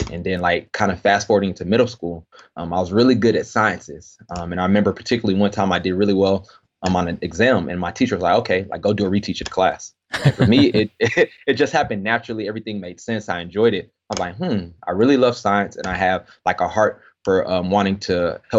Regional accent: Nigeria; now in United States; I'm, I'm Nigerian. Um, and so I went back to my parents' home country of Nigeria, um, and I was in the village.

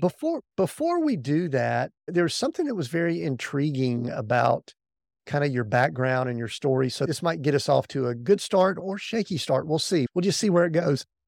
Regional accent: Atlanta, Georgia, United States; we grew up in the Atlanta area, and we were born there

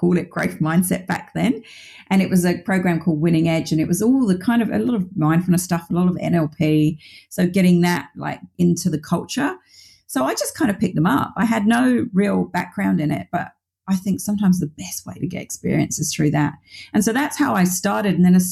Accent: United Kingdom; I'm from the UK, as you can probably tell from my accent

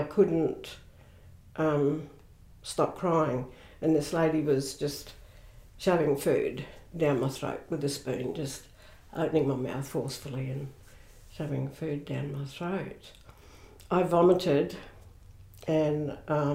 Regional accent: Barmera, South Australia, Australia; also born or lived in Adelaide; I was born in Berry in mm-hmm. South Australia on the River Murray

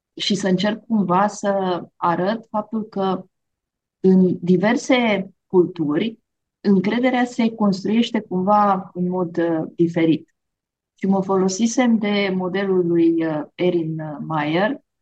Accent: Romania; Noi, de exemplu, România, suntem un popor

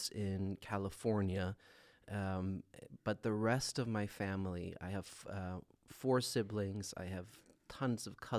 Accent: Sweden; moved away as an adult; now in Minnesota, United States; born and raised

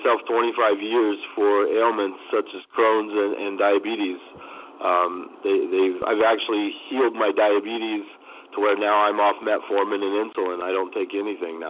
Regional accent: Kansas, United States; now in Phoenix, United States; as I grew up back home in Kansas, my family comes from farming

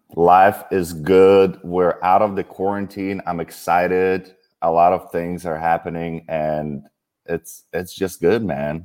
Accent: Kyiv, Ukraine; moved away; I grew up in Kiev, Ukraine.

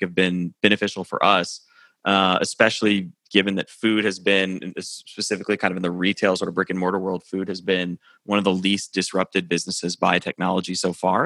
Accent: Nashville, Tennessee, United States; moved away as an adult; also born or lived in New York; I live in Nashville, Tennessee now, and I'm, I'm from Nashville originally

